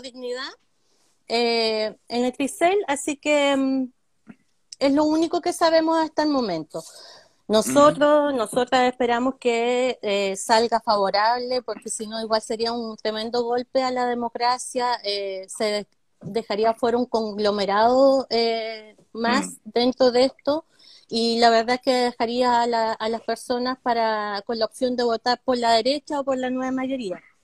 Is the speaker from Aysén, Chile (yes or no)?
yes; Coyhaique, Aysén, Chile; soy nacida en Coyhaique